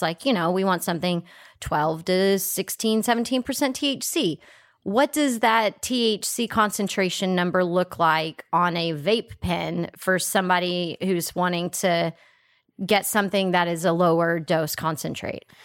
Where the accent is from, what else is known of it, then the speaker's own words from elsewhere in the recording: Texas, United States; I'm from Texas